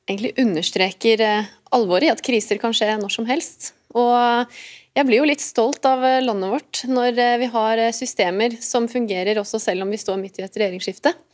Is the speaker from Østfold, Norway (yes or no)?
no; Lørenskog, Akershus, Norway; born there; Jeg er født i Lørenskog fordi eh, sykehuset ligger i Lørenskog.